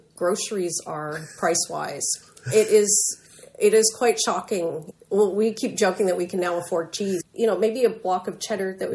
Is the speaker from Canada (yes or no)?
yes; Montreal, Quebec, Canada; moved away as an adult; also born or lived in Nova Scotia; now in Tisbury, United Kingdom; I grew up in Montreal, and I spent the last 16 years before here living in Nova Scotia